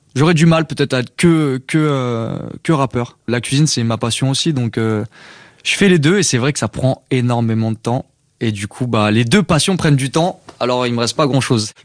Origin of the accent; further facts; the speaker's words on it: Paris suburbs, Île-de-France, France; J'ai grandi en banlieue parisienne